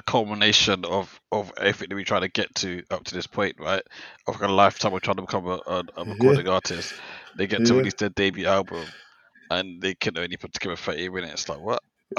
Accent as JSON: {"language": "English", "country": "Jamaica", "said": "because, like, as a Jamaican, as a new artist coming through, I feel like I should be like her biggest fan, right?"}